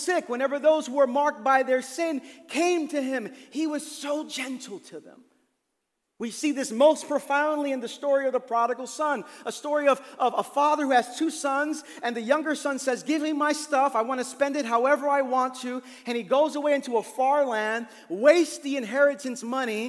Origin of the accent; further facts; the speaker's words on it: New York City, New York, United States; I grew up in Brooklyn, in East New York